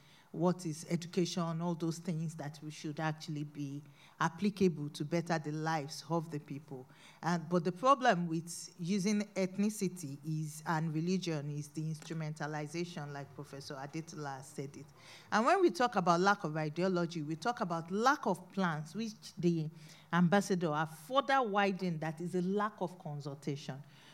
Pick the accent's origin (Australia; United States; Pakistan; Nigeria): Nigeria; I'm a Nigerian.